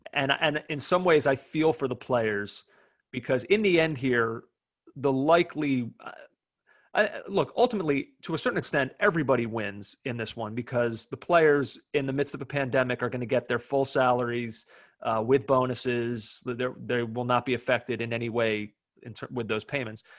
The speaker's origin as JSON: {"language": "English", "country": "United States", "said": "as an American fan"}